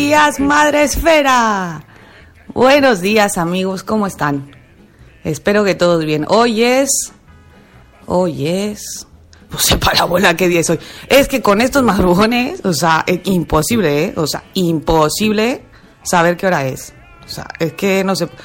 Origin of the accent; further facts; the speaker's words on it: Mexico; now in Spain; estoy muy orgullosa, muy, muy orgullosa de ser mexicana.